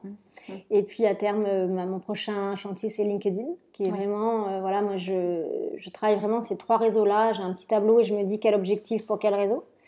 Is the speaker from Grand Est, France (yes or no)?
no; Marseille, Provence-Alpes-Côte d'Azur, France; moved away as an adult; also born or lived in Paris / Milan; retourner chez moi à Marseille